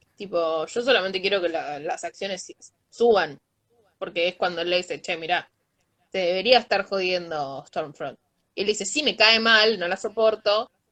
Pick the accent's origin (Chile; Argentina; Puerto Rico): Argentina